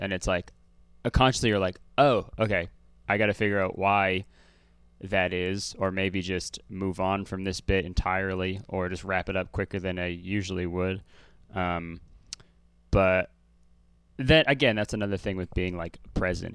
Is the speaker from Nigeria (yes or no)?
no; Hamilton, Ontario, Canada; born or raised there